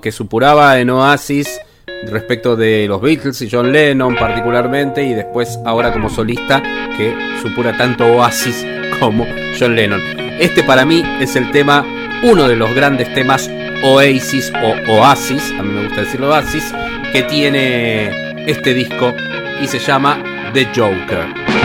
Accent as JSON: {"language": "Spanish", "country": "Argentina", "said": "nosotros como argentinos"}